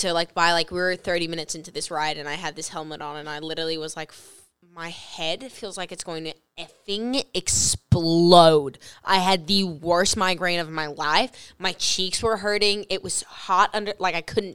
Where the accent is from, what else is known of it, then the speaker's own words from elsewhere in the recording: Australia; now in United States; I grew up in Australia.